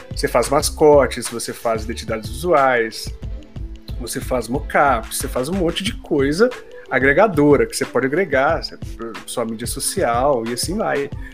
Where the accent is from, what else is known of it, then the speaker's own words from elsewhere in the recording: Minas Gerais, Brazil; eu sou mineiro, eu coloco muita coisa no diminutivo